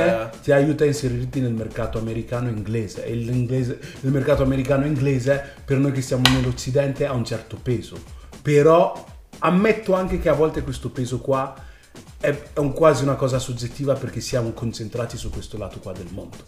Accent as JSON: {"language": "Italian", "country": "Italy", "tie": "born or raised there", "also_born_or_lived": "United States", "said": "io comunque sono cresciuto qua in Italia"}